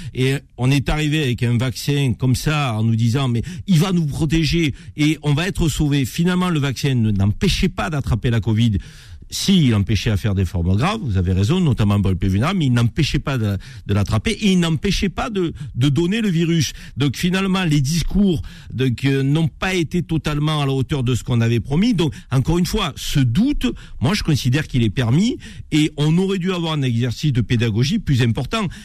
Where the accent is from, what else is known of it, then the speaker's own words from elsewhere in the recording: France; en tant que Français